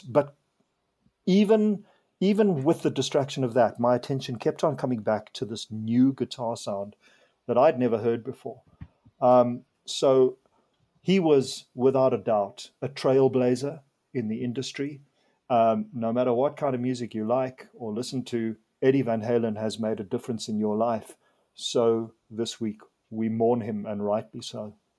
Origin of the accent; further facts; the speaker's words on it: Zimbabwe; now in South Africa; I was born in Zimbabwe and I, I was brought up there